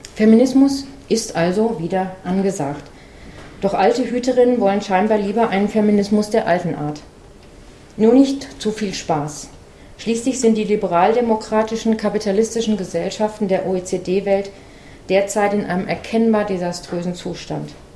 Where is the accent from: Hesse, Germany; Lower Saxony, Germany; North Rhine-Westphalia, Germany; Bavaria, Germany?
Hesse, Germany; Frankfurt am Main; in meiner Heimatstadt Frankfurt am Main